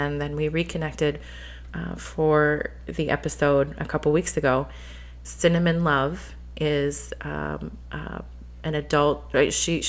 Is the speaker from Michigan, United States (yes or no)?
yes; Flint, Michigan, United States; Look at where we're from. We're from Flint.